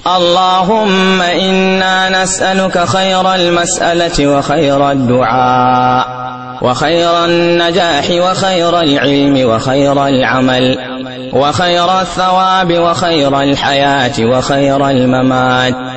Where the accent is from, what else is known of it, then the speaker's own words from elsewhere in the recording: Kano State, Nigeria; بلادنا نيجيريا